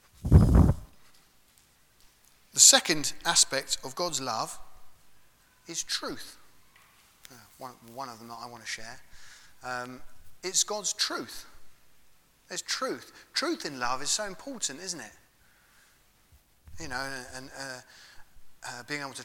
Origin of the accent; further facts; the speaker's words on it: England, United Kingdom; We're English, aren't we? Not all of us, but we all live in England